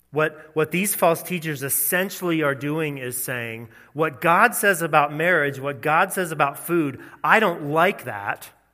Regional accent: the South, United States; growing up in the South

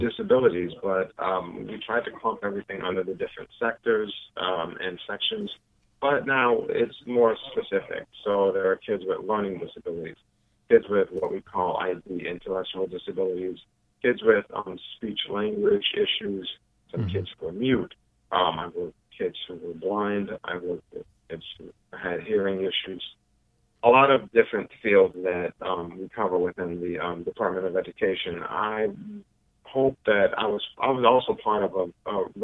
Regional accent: New York City, New York, United States; I'm a New Yorker

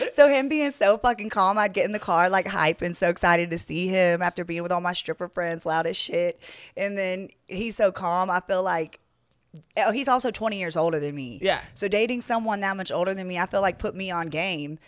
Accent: Atlanta, Georgia, United States; also born or lived in New Orleans, Louisiana / Los Angeles, California; now in Las Vegas, United States; I am from Atlanta, Georgia.

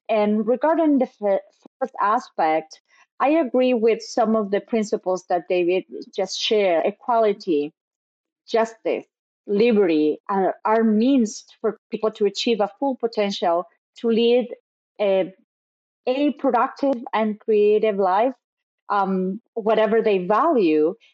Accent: Chile; in Chile, in my home country

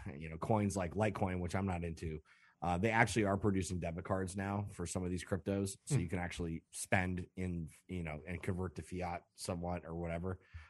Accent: Chicago, Illinois, United States; We're from Chicago.

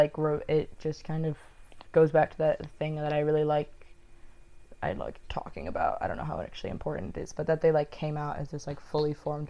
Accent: London, United Kingdom; I said I'm a Londoner.

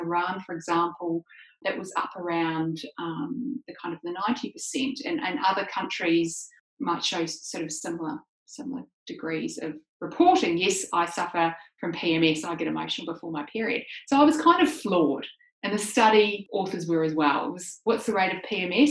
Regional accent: New Zealand; I grew up in New Zealand.

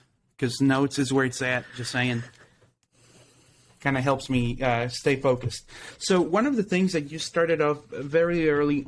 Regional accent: Mexico; moved away; I'm originally from Mexico

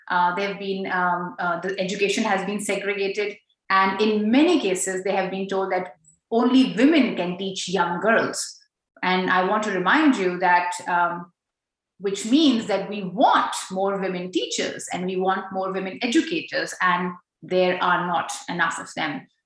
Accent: Pakistan; now in Australia; as a Pakistani Pashtun woman uh, living in Australia

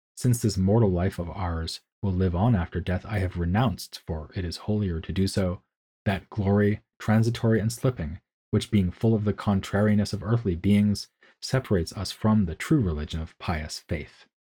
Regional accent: United States; now in Munich, Germany; As an American who can speak German more or less competently

